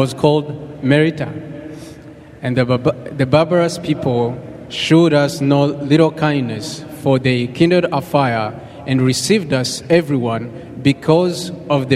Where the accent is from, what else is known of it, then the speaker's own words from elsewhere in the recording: Michigan, United States; I'm from Michigan